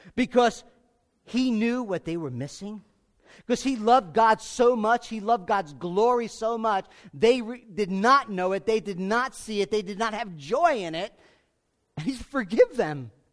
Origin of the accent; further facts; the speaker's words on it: United States; I was born in America. I'm an American